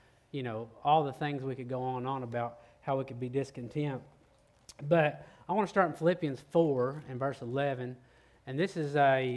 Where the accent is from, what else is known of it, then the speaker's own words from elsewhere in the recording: Oklahoma, United States; now in Texas, United States; So I'm from Oklahoma